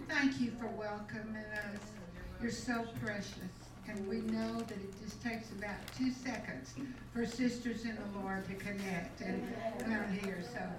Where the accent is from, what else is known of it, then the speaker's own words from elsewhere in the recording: Louisiana, United States; We're from Louisiana. We just moved here.